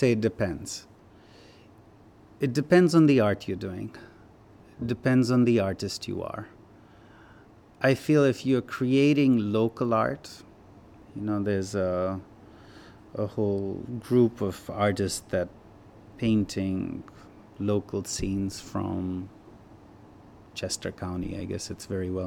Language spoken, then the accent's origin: English; Himalayas, India; now in United States; I grew up in the Himalayas.